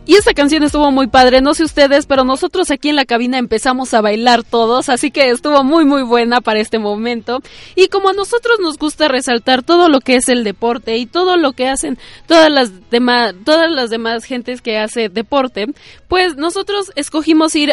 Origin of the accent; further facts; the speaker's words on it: Mexico; somos bien mexicanos aquí